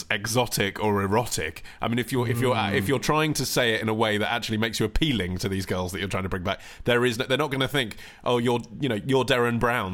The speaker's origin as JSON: {"language": "English", "country": "United Kingdom", "said": "as a Brit"}